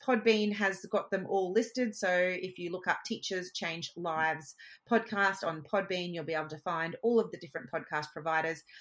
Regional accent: Queensland, Australia; I'm a Queenslander. I know how hot it is. It is hot here

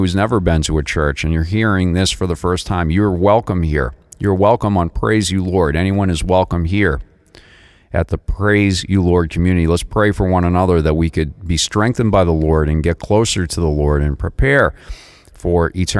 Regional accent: Massachusetts, United States; now in Boca Raton, United States; I'm originally from the Northeast, from Massachusetts

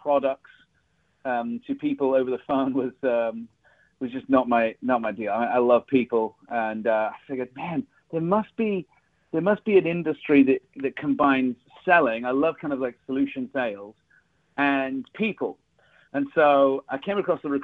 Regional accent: Bath, South West England, United Kingdom; first language English; moved away as an adult; also born or lived in Texas; now in United States; I was born in Bath, England, which is a beautiful, beautiful Roman city. That's where I grew up all of my growing up years.

